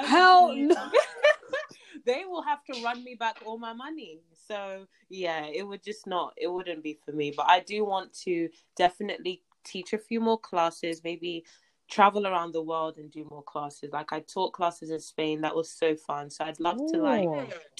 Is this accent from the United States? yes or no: no; Nigeria; I'm Nigerian